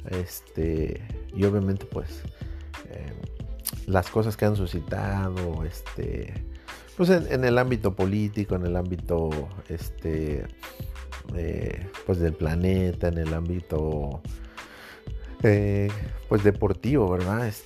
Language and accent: Spanish; Mexico City, Mexico; soy chilango, pero soy de soy chilango, soy de barrio, pero no tengo ese tonitoñero, ¿no? Que, caracteriza a mucha gente del DF